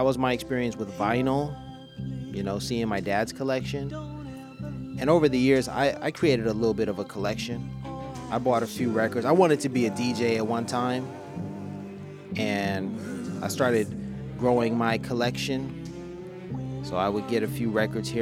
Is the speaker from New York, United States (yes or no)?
no; Los Angeles, California, United States; I was from Los Angeles.